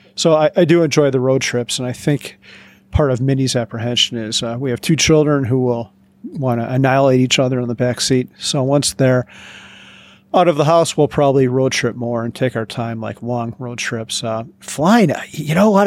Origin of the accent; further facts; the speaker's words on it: Chicagoland, Illinois, United States; moved away; I am from the Chicagoland area